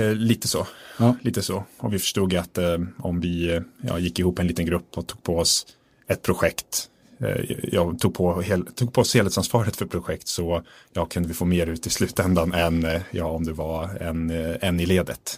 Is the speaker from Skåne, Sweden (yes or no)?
no; Östersund, Jämtland, Sweden; jag är född i Östersund mm. uppe i Jämtland